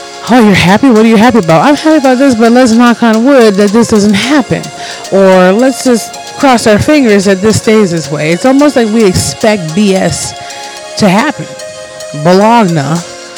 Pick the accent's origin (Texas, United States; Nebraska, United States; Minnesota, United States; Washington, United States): Minnesota, United States; also born or lived in Detroit, Michigan; I've been here for massively 90% of my life, and I'm a Minnesotan